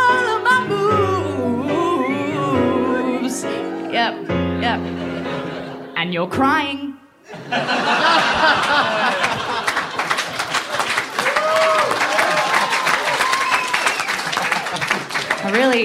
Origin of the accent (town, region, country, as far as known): Bathurst, New South Wales, Australia; born or raised there